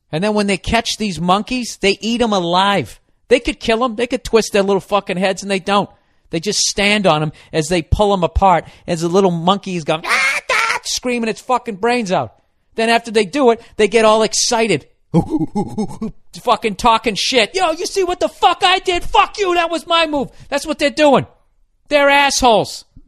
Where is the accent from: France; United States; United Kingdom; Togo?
United States; I'm an American